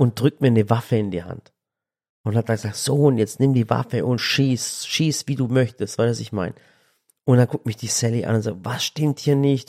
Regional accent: Sinop, Turkey; now in Germany; ich komme aus dem Norden der Türkei und zwar direkt in der Schwarzmeerküste. Das nennt sich Sinop. Also wirklich direkt, ich bin Küstenkind

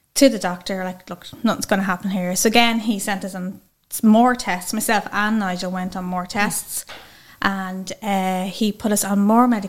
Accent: County Dublin, Leinster, Ireland; I'm from Wine St Albans, County Dublin

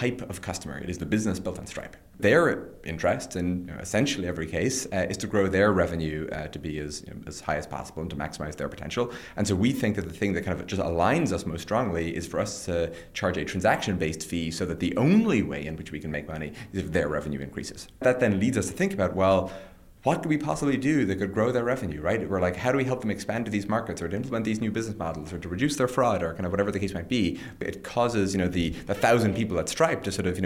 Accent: County Tipperary, Munster, Ireland; now in Silicon Valley, United States; growing up in Ireland, having a sort of visceral sense for the lifestyle that my parents lived

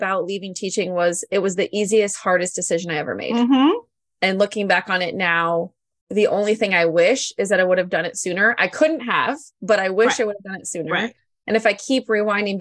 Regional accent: Iowa, United States; I'm from Iowa

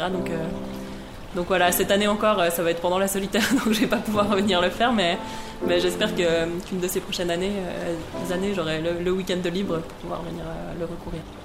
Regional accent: Versoix, Geneva, Switzerland; j'ai grandi à Versoix

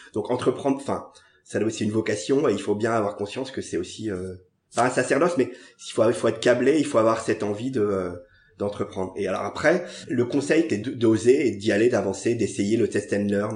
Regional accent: Paris, Île-de-France, France; J'ai grandi au Gobelin. C'est un quartier un peu improbable de Paris

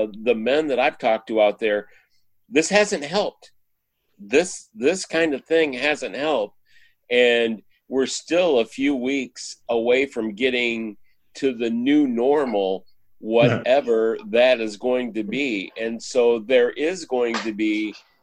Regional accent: Michigan, United States; moved away as an adult; now in Texas, United States; I grew up in Michigan, and we were hit by the downturn of the auto industry when I was in high school.

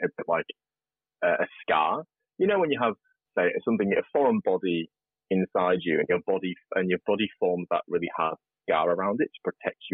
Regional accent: regional UK, Beatrix Potter country, North West England, United Kingdom; moved away as an adult; now in Australia; I grew up in regional UK, like farming country. I don't know if listeners know about Beatrix Potter. She wrote Peter Rabbit. So it's all where that was written

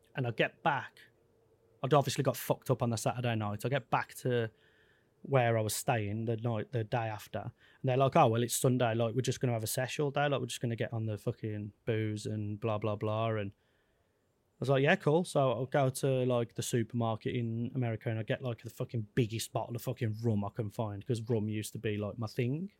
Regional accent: Wolverhampton, West Midlands, United Kingdom; I'm a kid from Wolverhampton, who's touring the world

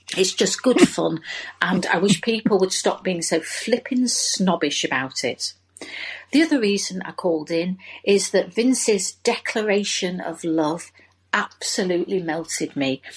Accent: Leeds, Yorkshire and the Humber, United Kingdom; now in Manchester, United Kingdom; I'm calling from Manchester, though actually from Leeds originally

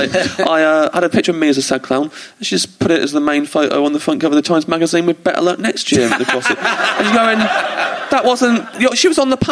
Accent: England, United Kingdom; as an English comic

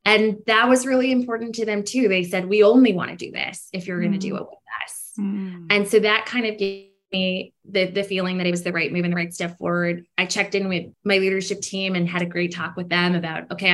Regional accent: Canada; I'm a Canadian founder. We're based in Canada.

